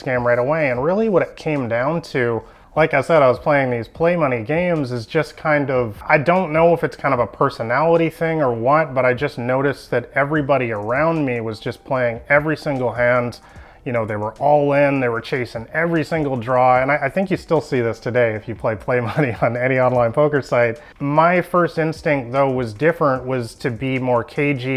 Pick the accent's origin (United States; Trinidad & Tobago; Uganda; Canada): Canada; Vancouver, British Columbia; I'm from Vancouver, Canada